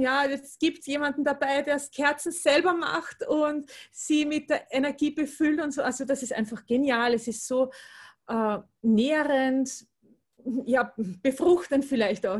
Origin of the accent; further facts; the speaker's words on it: Austria; Ich komme aus Österreich, wie man wahrscheinlich hören wird.